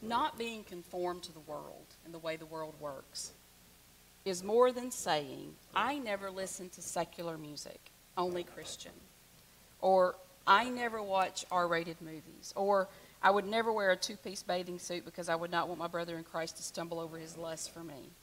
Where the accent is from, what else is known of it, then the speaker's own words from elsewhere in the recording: the South, United States; I'm from the South